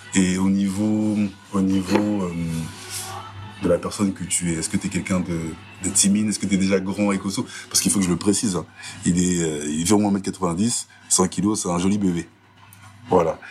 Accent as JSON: {"language": "French", "town": "Sarcelles", "region": "Île-de-France", "country": "France", "tie": "born or raised there", "said": "je suis né à Sarcelles en août 90"}